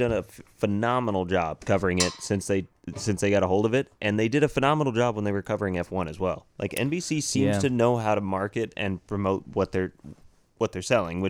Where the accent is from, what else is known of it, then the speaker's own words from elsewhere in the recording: United States; maybe that's because we're American.